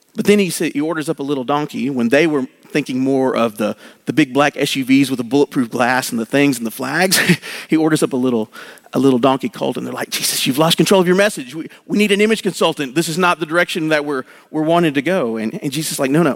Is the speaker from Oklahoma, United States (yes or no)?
yes; Oklahoma, United States; I grew up in Oklahoma